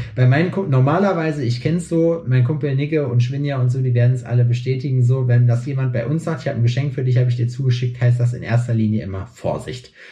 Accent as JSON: {"language": "German", "country": "Germany", "tie": "born or raised there", "moved": "yes", "lives_now": "Jena, Germany", "said": "bei mir in meiner Heimat in Scheiksmühle"}